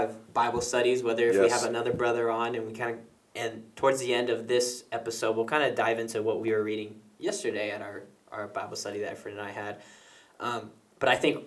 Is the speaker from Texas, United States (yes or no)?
no; Rancho Cordova, California, United States; I was born here in Rancho Cordova, Sacramento, California. And I was born and raised here, lived in Anatolia